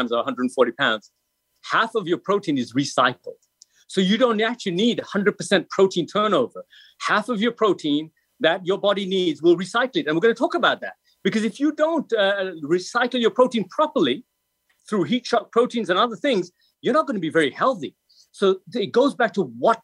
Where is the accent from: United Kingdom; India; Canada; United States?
United Kingdom; England; I'm European, so I'm from England.